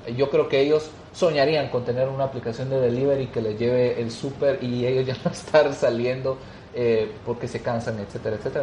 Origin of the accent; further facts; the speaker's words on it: Guatemala; como sociedad guatemalteca